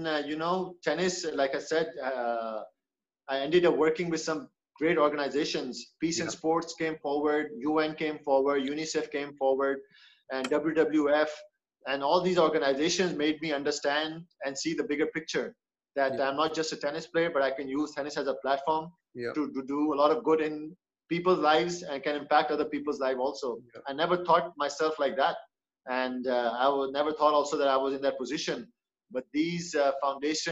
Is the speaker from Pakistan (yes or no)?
yes; Pakistan; when things were bad at home in Pakistan